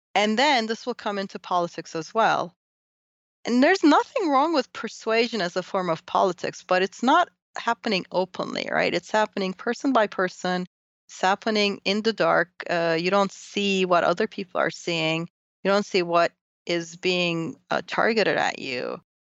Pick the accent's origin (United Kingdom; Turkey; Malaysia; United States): Turkey; moved away; I grew up in Turkey